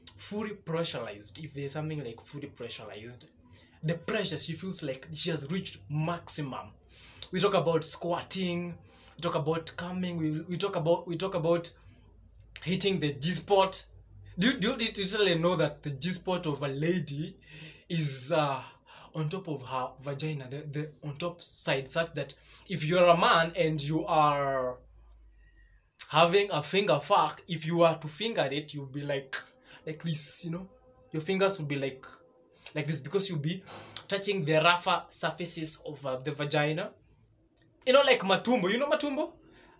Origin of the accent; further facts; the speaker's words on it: Kenya; I'm a Kenyan. Yes, that is true. I am a full Kenyan